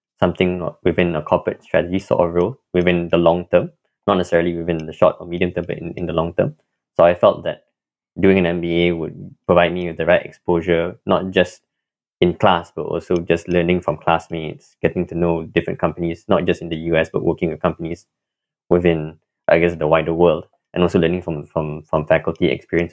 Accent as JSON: {"language": "English", "region": "Kuala Lumpur", "country": "Malaysia", "moved": "as an adult", "lives_now": "Cambridge, United States", "said": "I'm originally from Kuala Lumpur, Malaysia"}